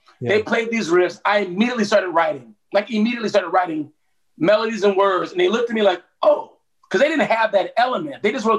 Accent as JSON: {"language": "English", "town": "Cleveland", "region": "Ohio", "country": "United States", "moved": "yes", "said": "Oh, dude, I moved to Atlanta in 1989 from Cleveland, Ohio. So, you know, I'm a Midwestern boy, you know"}